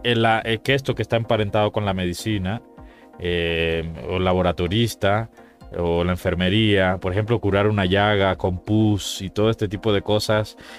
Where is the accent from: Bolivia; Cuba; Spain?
Cuba; moved away; En mi tierra, en mi país, Cuba